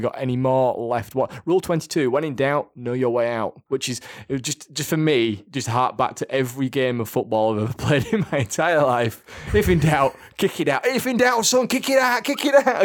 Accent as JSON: {"language": "English", "town": "Leeds", "region": "Yorkshire and the Humber", "country": "United Kingdom", "said": "I'm from Yorkshire, I'm from Leeds, we just say it as we say it"}